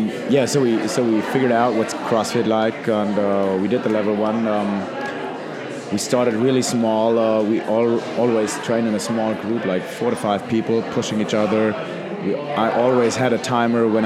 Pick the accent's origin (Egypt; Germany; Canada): Germany; Neckarsteinach, Hesse; also born or lived in Heidelberg; I was born in Heidelberg. It's near Mannheim, Frankfurt in Germany. And I was raised in Neckarsteinach